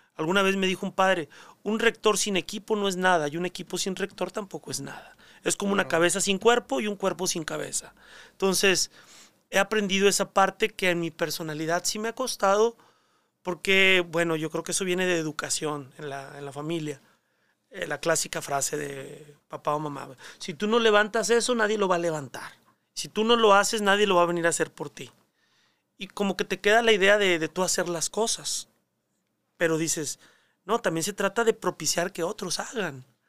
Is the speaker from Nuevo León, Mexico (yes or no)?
yes; Monterrey, Nuevo León, Mexico; moved away; also born or lived in Mexico City; mi vocación está arraigada a mi terruño, a Monterrey, a mi familia. La experiencia de iglesia que yo viví en mi parroquia en Monterrey